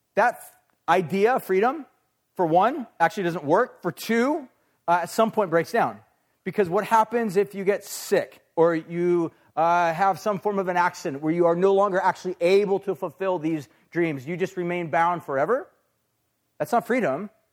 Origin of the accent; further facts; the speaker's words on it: United States; we as American people